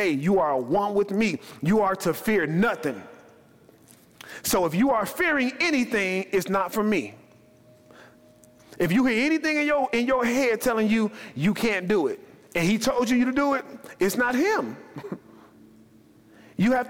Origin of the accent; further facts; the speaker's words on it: Chicago, Illinois, United States; I'm from Chicago